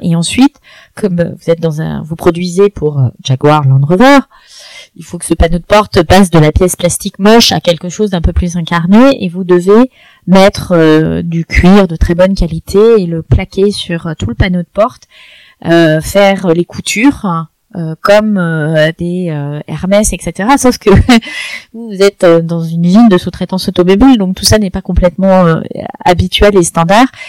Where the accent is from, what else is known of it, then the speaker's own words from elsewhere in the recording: France; culturellement en tant que Français